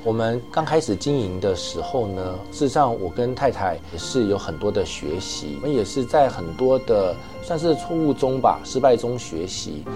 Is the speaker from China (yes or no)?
no; Taiwan; also born or lived in United States East Coast; now in Vancouver, Canada; 以前小时候在台湾的时候都是给这个舅舅看牙